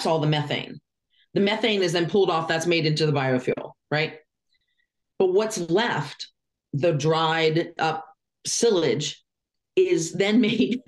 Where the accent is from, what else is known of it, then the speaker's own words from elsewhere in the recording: Lancaster, Pennsylvania, United States; I grew up in Lancaster, Pennsylvania